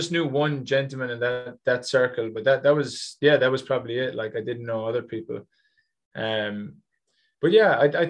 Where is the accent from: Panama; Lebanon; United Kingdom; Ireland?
Ireland; moved away; As an Irishman